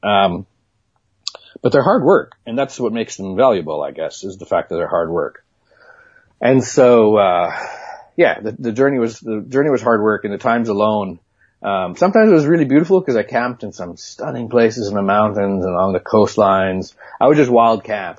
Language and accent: English; Manitoba, Canada; moved away; I grew up in in Manitoba